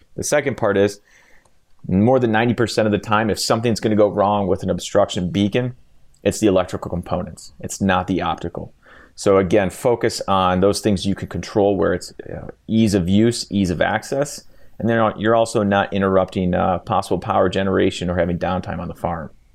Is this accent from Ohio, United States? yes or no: yes; Cleveland, Ohio, United States; In Cleveland, absolutely, my hometown.